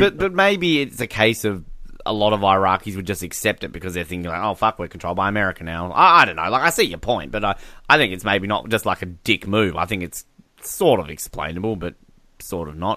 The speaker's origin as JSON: {"language": "English", "country": "Australia", "said": "if we're overseas, I'm Australian"}